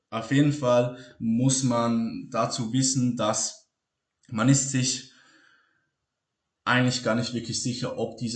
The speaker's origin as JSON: {"language": "German", "country": "Switzerland", "said": "Ich bin Schweizer. Ich kann nicht Hochdeutsch sprechen."}